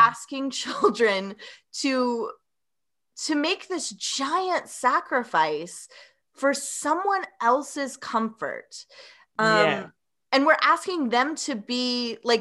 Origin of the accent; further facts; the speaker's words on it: Tennessee, United States; I was born and raised in the Southeast in Tennessee